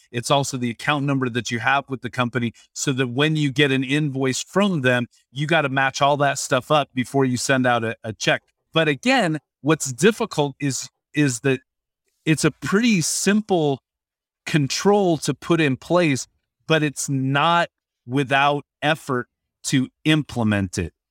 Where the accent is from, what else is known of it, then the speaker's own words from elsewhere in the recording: Washington, United States; I grew up in Washington State